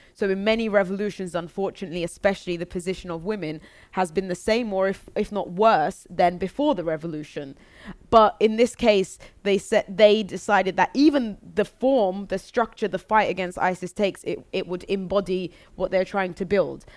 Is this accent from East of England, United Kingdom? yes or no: no; London, United Kingdom; I was born in London